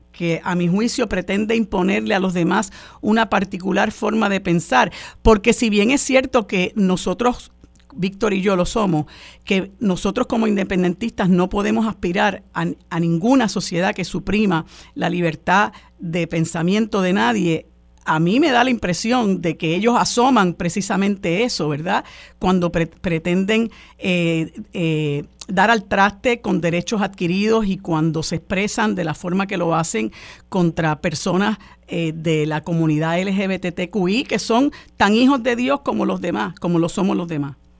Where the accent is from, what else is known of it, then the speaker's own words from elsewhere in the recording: Puerto Rico; nuestro país